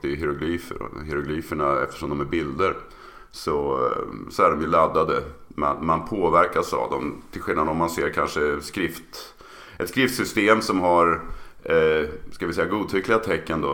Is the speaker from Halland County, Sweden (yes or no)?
no; Örebro, Örebro County, Sweden; now in Uppsala, Sweden; född och uppvuxen i Örebro